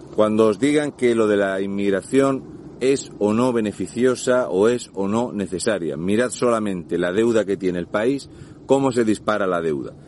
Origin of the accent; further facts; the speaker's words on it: Region of Murcia, Spain; un murciano encabronado